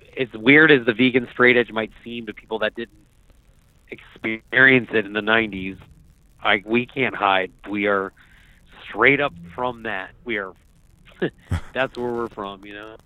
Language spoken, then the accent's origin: English; Fairfax, Virginia, United States; I grew up on the Virginia side of Washington D.C out there in the suburbs in Fairfax, Virginia